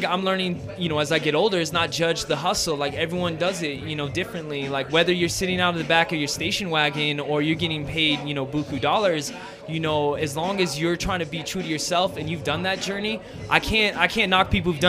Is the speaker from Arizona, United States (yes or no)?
no; Southern California, United States; I'm from Southern California. It didn't matter how white I was